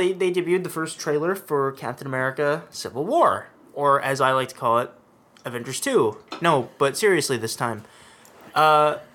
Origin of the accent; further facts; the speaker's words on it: Hawaii, United States; moved away; I come from Hawaii. We're literally right on the equator, and there's one season